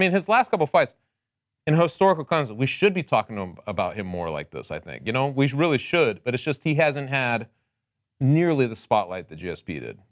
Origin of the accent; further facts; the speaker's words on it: Connecticut, United States; I'm also from Connecticut, but I am known as the mayor of the Mu-, nutmeg state